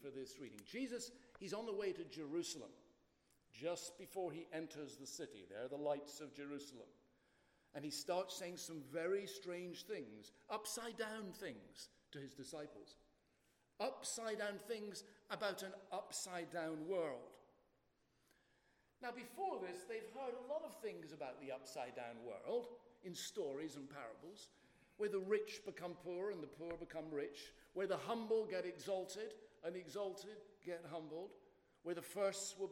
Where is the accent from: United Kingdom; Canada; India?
United Kingdom; accent: in-between Scottish and English, like the royal family; also born or lived in Boston; I'm half Scottish and half English, so what you're getting is not the real royal family accent. It's a kind of in-between